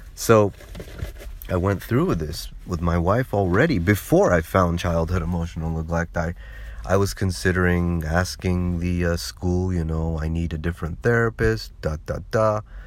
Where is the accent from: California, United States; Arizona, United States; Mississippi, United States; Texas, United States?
California, United States; moved away; I was born and raised in California